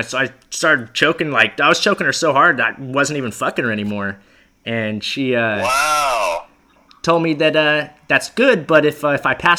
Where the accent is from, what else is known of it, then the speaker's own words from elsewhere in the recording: Florida, United States; moved away; Okay, well, I'm from Florida